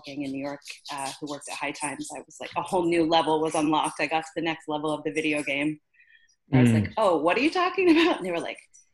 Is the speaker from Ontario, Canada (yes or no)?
no; Newfoundland and Labrador, Canada; I grew up in Newfoundland in Canada